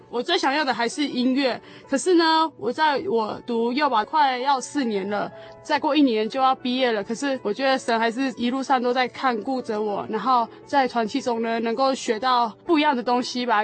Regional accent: Taichung, Taiwan; 我是来自台中的

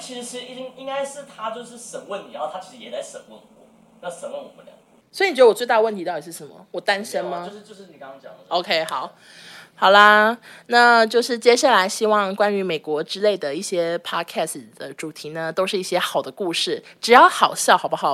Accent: Taiwan; 我是那个来自台湾的好女孩

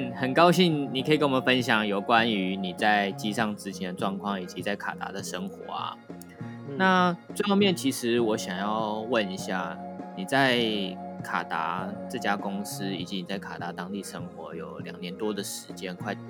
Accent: Taiwan; 地球基本上有很多的人居住在同一个环境下，不止不只有不只有我们台湾人而已，还有其他各国各式各样的人以及不同的文化。

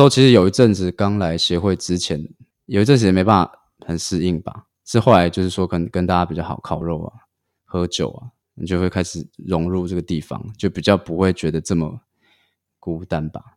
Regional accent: Xiulin, Hualien County, Taiwan; also born or lived in Ji'an, Hualien / Taipei; now in Hualien, Taiwan; 我小时候 就比较 是住在秀林，那秀林乡其实是 比较偏花莲 比较 北边这样 偏偏北，快要到泰鲁阁的地方。但我家也没有特别的偏

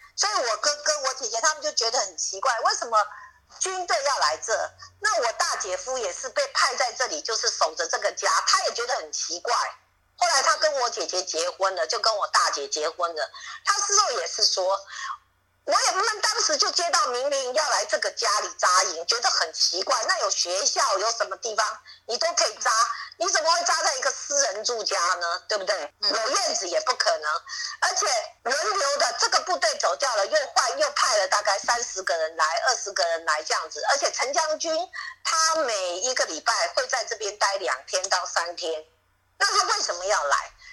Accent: Tongluo, Miaoli County, Taiwan; 我出生在苗栗的铜锣，那苗栗有一个地方叫大平顶

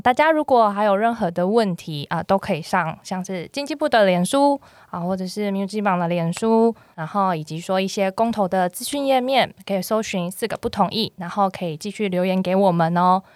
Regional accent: Taichung, Taiwan; 我是台中人

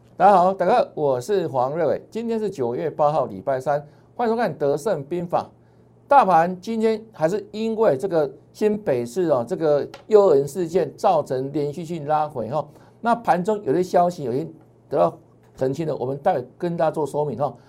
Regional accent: Taiwan; 我们台湾人

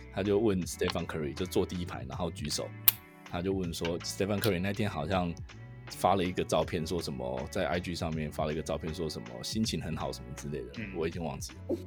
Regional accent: Taiwan; also born or lived in Wisconsin; 我们 身为台湾人

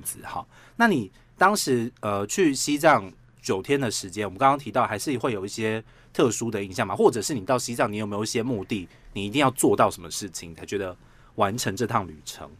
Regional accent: Taiwan; 我们台湾人

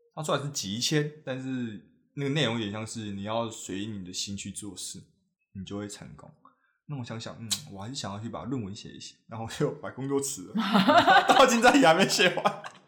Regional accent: New Taipei, Taiwan; 我是新北人

